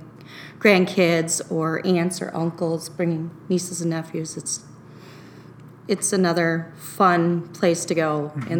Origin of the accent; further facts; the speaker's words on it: Oconomowoc, Wisconsin, United States; Well, it's grown quite a bit since I was a child. But it's still, even though it's broadened its borders and there are more people living